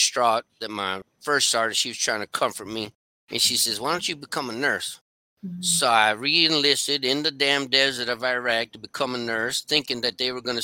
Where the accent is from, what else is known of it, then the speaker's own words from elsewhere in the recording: Texas, United States; also born or lived in Louisiana / Arkansas; I was born and raised in Texas, but I spent a lot of time in Louisiana, Arkansas